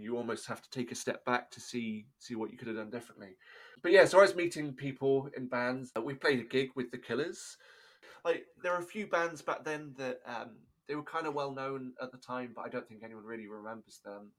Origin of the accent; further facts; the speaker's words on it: Chepstow, Wales, United Kingdom; I was in a town called Chepstow. That was my my hometown